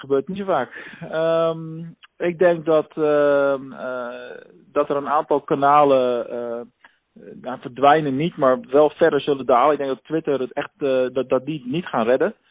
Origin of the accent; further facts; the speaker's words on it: Rotterdam, South Holland, Netherlands; moved away; iets Rotterdams. Hè, ik bedoel, uh, ik kom er zelf ook vandaan